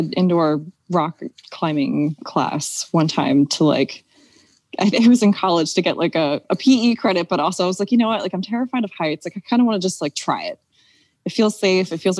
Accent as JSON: {"language": "English", "town": "Philadelphia", "region": "Pennsylvania", "country": "United States", "tie": "born or raised there", "said": "I grew up in Mount Airy in Northwest Philly"}